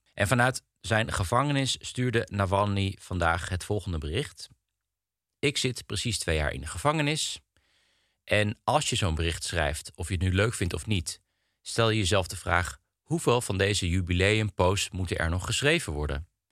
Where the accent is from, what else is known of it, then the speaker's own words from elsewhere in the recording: Netherlands; wij als Nederlanders